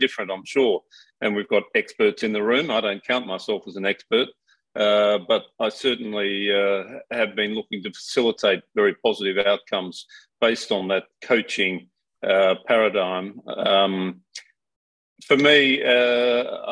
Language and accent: English; Australia; moved away as an adult; also born or lived in New Zealand / United Kingdom; now in Singapore; I am Australian